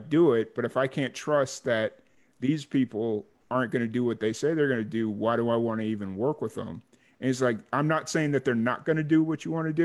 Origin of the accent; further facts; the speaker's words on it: Chicago, Illinois, United States; growing up in the South Side of Chicago